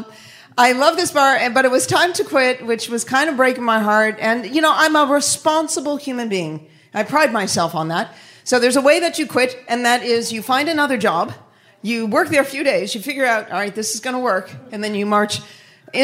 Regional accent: Boston, Massachusetts, United States; moved away; I'm from Boston. I move here

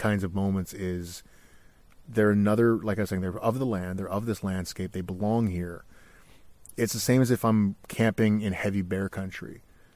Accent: Canada; I'm from Canada

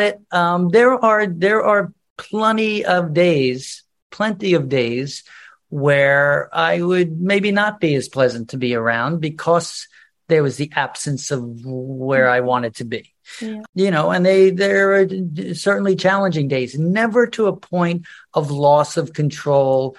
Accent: Long Island, New York, United States; I'm from Long Island.

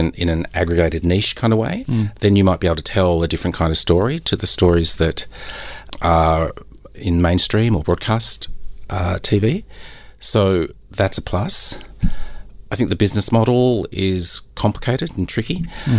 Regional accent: Australia; Christian and I are Australians.

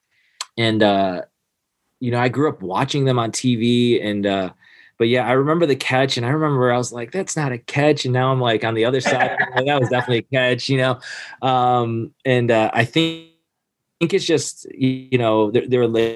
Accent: Michigan, United States; now in Blacksburg, United States; I grew up in Michigan

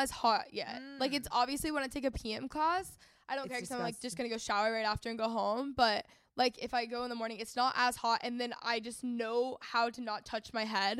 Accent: North Texas, United States; I grew up in North Texas, like a really competitive region for sports

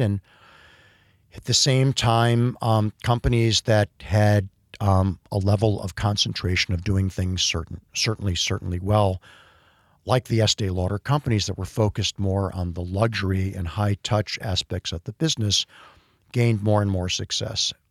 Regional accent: Cleveland, Ohio, United States; I grew up in the Midwest in a, um, in a sort of, you know, upwardly mobile industrial town in Cleveland, Ohio, growing up in Shaker Heights

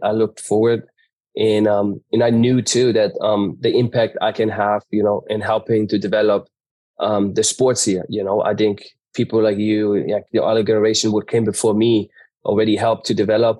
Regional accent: Germany; moved away; I grew up in Germany, but ha, a German mom, but had a American dad who was not around

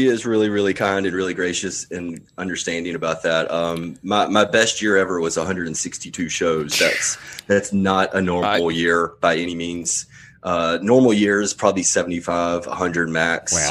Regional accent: Mississippi, United States; moved away; I grew up in Mississippi, so I feel like I just can never take the Mississippi out of me, no matter how far away I go

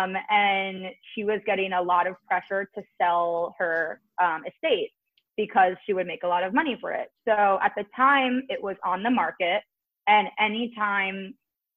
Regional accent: New Jersey, United States; I'm from Jersey

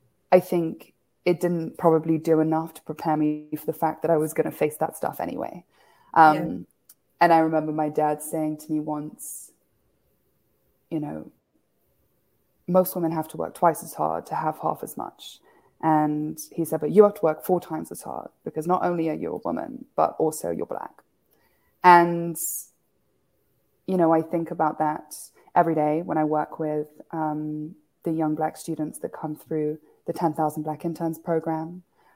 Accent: Kenya; moved away; also born or lived in United Kingdom; I grew up in Kenya, despite being born in the UK.

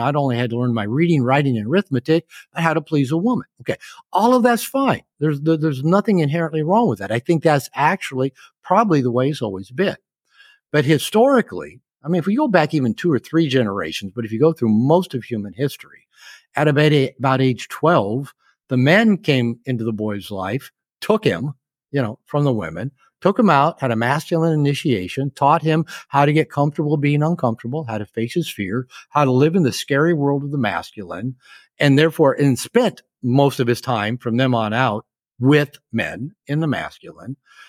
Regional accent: Seattle, Washington, United States; when I was growing up in Seattle, I had one male teacher before I got to junior high.

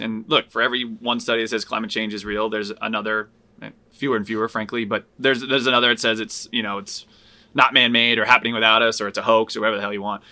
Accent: outside of Hartford, Connecticut, United States; I grew up outside of Hartford

